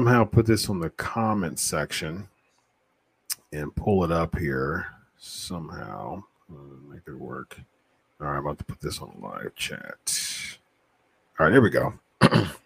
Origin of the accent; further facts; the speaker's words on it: Columbus, Ohio, United States; I'm from Columbus, Ohio